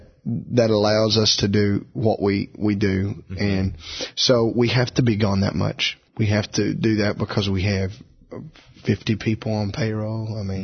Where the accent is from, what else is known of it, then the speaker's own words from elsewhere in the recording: Beaver Dam, Kentucky, United States; Beaver Dan.